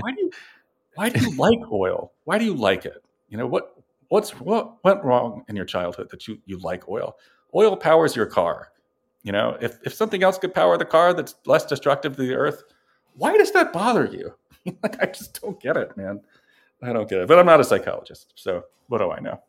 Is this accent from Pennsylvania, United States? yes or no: yes; Philadelphia, Pennsylvania, United States; I'm from Philadelphia